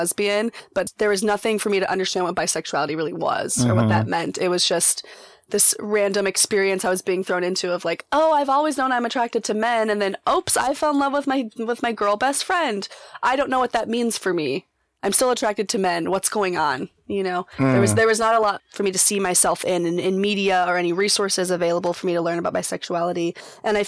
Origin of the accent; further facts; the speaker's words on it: Colorado, United States; now in Portland, United States; I'm originally from Colorado